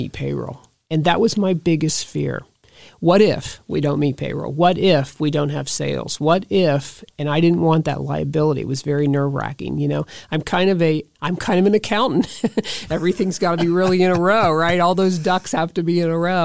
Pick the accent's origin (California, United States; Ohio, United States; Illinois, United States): Ohio, United States; Westerville; I grew up in Old Town Westerville over by Otterbein College